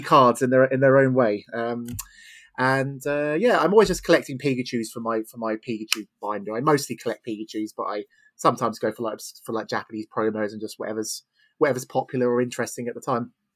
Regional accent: Eastbourne, South East England, United Kingdom; I run a weekly Pokemon League in Eastbourne, my hometown

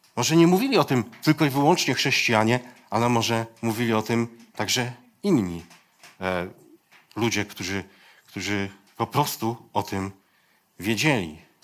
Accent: Poland; Ja się wychowałem gdzieś tam u schyłku, u schyłku PRL-u

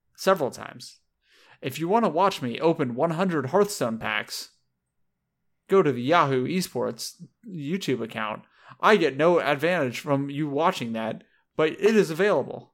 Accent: Southern California, United States; I grew up in, in Southern California

